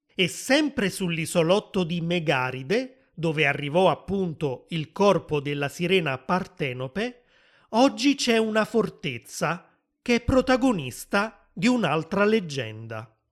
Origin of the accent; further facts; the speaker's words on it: Naples, Campania, Italy; sono nato a Napoli ed è proprio della mia città